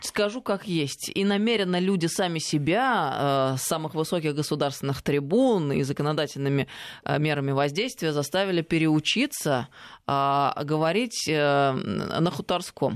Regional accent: Russia; я здесь родилась, я э, выросла в России

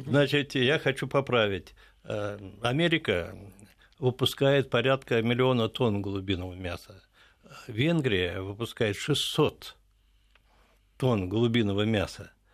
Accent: Moscow, Russia; Я уроженец непосредственно вот этого вот Перервы, то есть сейчас район Печатники

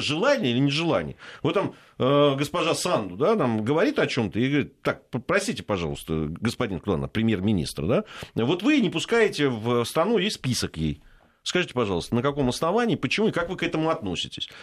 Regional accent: Georgia; moved away; я как грузин

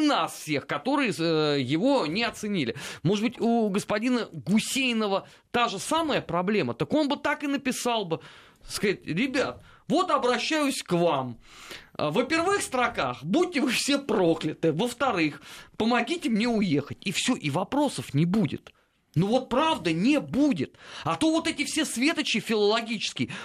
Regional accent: Moscow, Russia; я родился и вырос э, в Москве, причем даже не в первом поколении

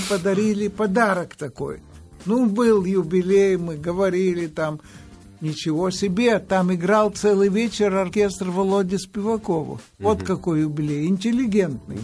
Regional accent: Odesa, Odesa Oblast, Ukraine; moved away; Родился я в Одессе

